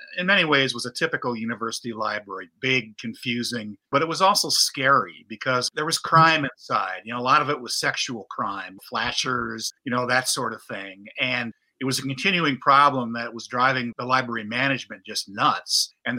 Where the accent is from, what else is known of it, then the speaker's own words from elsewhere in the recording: Holland, Michigan, United States; moved away as an adult; also born or lived in Pennsylvania; I grew up in Holland, Michigan, which is the same city where Betsy Aardsma was from.